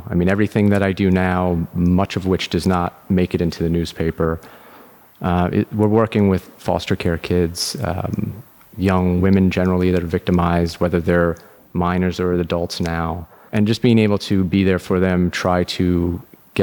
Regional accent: Long Island, New York, United States; Born and bred in New York. I grew up on Long Island.

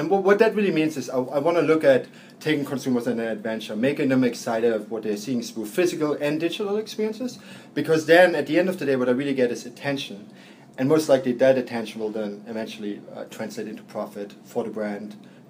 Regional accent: Berlin, Germany; now in New York, United States; I grew up in Berlin. We see it here in New York.

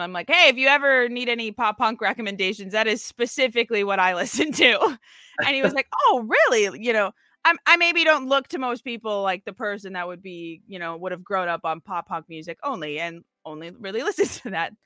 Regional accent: Minnesota, United States; now in Seattle, United States; I'm from Minnesota

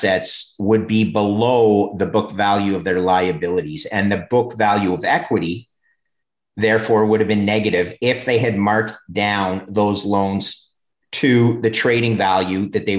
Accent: Montreal, Quebec, Canada; moved away as an adult; also born or lived in Oakville, Ontario; I grew up in Montreal.

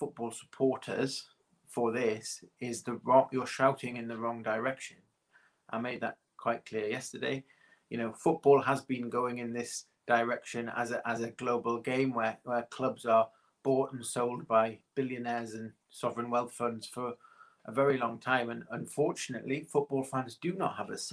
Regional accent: Newcastle upon Tyne, North East England, United Kingdom; I was born in Newcastle, in Princess Mary's Hospital, less than a mile from the ground

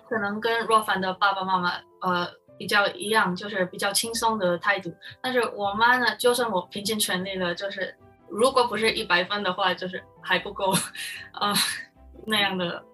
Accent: Philippines; Chinese is a second language; moved away as an adult; now in United States; 我就是在菲律宾出生长大，所以我就在菲律宾，嗯，上课

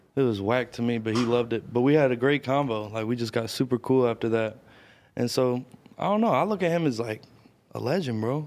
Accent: Louisville, Kentucky, United States; moved away; also born or lived in Atlanta; I'm from the Highlands neighborhood of Louisville

